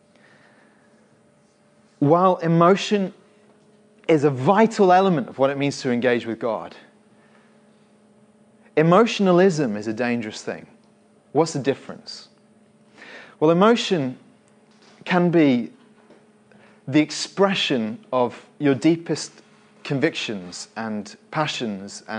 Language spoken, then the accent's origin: English; Winchester, South East England, United Kingdom; I remember as a teenager, I grew up in Winchester.